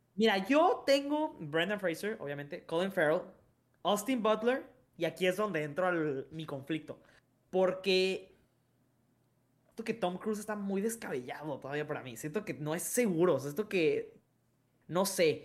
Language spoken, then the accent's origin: Spanish; Mexico; soy mexicano